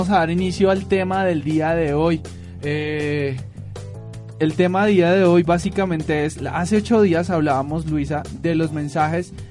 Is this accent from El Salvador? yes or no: no; Bogotá, Bogotá Capital District, Colombia; los que no son de Bogotá, o tal vez los que somos de Bogotá, pero no hemos ido a todos estos museos.